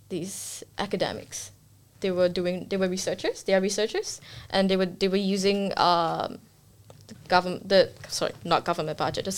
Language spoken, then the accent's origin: English; Singapore; now in Australia; I'm Singaporean, and my parents are pretty strict.